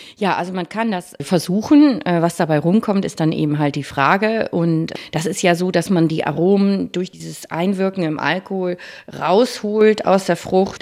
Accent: Bremen, Germany; also born or lived in Franconia, Bavaria; Ich bin gebürtige Bremerin Und das war für mich klar, also nach Bremen zurückzukommen

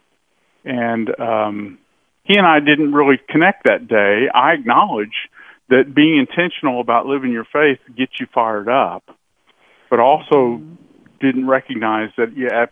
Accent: United States; I was born in America

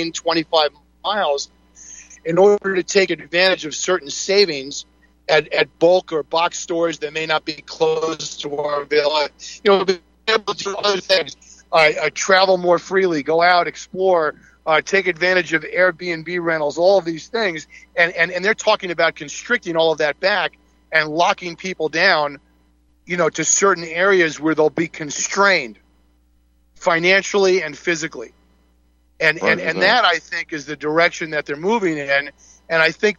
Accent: Syosset, New York, United States; growing up on Long Island, on the North Shore of Long Island, as I did, we had the same situation in the town of Syosset

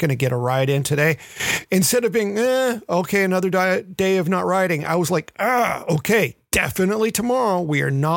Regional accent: Memphis, Tennessee, United States; moved away; Having grown up in Memphis

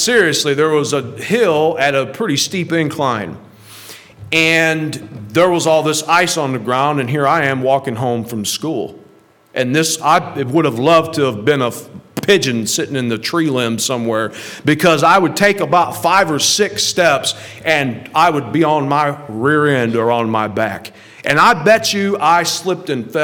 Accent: St. Louis, Missouri, United States; moved away; I grew up in right outside of St. Louis, where my grandmother lives.

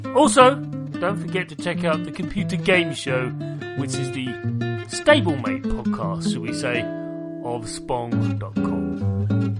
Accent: United Kingdom; I'm British.

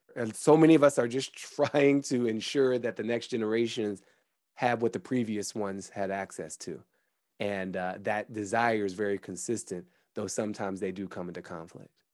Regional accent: Washington, District of Columbia, United States; I was born in September 1977 in Washington, D.C.

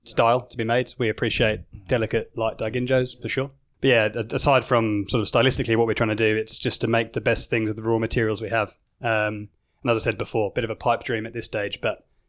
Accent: England, United Kingdom; now in Australia; I'm English

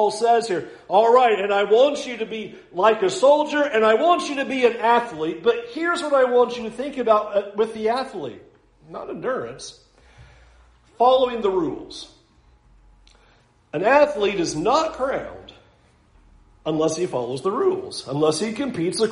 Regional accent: United States; as American Christians

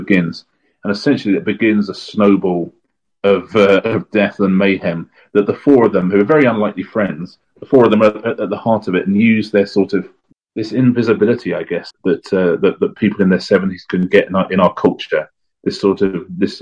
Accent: England, United Kingdom; as an Englishman

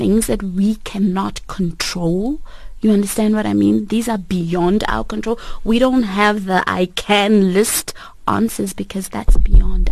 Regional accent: South Africa; I was born and raised in South Africa with Mozambican parents and family

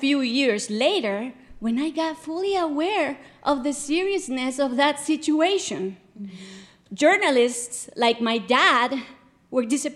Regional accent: Guatemala; When I was little, growing up in Guatemala

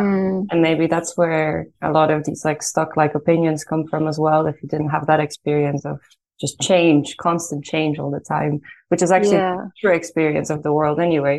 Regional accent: Ireland; moved away as an adult; also born or lived in Poland / Italy; now in Netherlands; I was born in Poland, and then when I was 9, I moved to Ireland, where I lived for the other half of my life. So I'm pretty equal, like half and half.

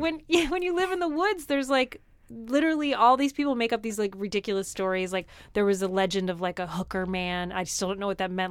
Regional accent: New Jersey, United States; moved away; I am from New Jersey

